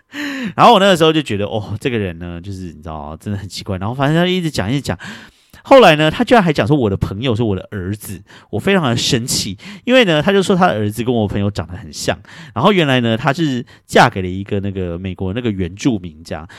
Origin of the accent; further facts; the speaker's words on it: Taiwan; 我们台湾人很相信水晶会带来的能量